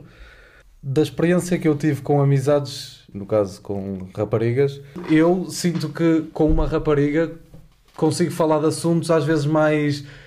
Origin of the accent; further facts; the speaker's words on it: Porto, Norte, Portugal; moved away as an adult; now in Lisbon, Portugal; tenho 22 anos, sou do Porto, uh, eh, estudo em Lisboa